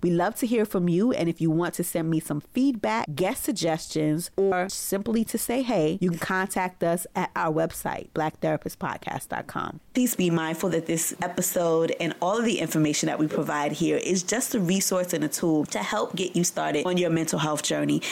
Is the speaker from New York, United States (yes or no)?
yes; Brooklyn, New York, United States; born or raised there